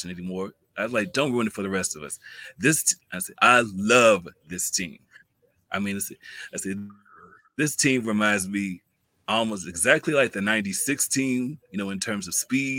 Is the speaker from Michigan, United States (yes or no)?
no; Hopkinsville, Kentucky, United States; now in Evansville, United States; I'm also a Kentucky native myself